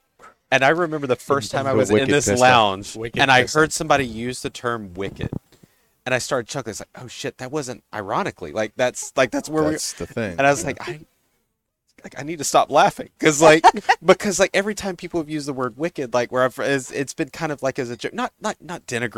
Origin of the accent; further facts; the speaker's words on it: South Mississippi, United States; moved away; I'm from South Mississippi.